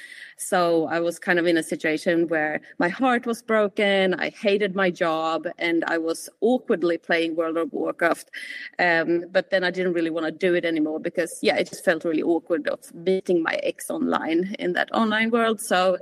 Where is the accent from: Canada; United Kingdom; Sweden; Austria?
Sweden; accent: hybrid; now in New Zealand; And I'm also originally from Sweden, hence my hybrid accent, if anyone is wondering.